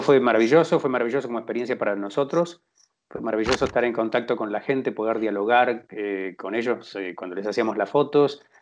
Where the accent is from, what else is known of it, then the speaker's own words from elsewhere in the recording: Tres Arroyos, Buenos Aires Province, Argentina; nací en Tres Arroyos, efectivamente, viví toda la vida acá